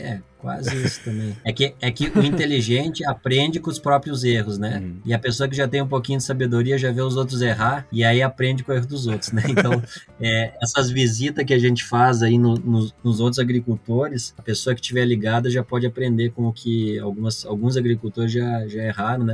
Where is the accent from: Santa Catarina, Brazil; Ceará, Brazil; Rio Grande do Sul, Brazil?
Rio Grande do Sul, Brazil; Vacaria; eu sou natural aqui de Vacaria, Rio Grande do Sul